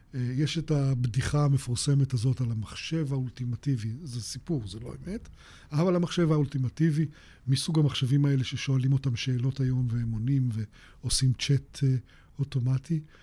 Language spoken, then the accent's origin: Hebrew; Israel; אני בן קיבוץ